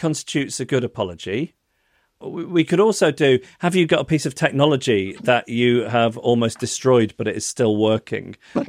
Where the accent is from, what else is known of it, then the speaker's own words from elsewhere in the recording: Macclesfield, North West England, United Kingdom; my hometown of Macclesfield?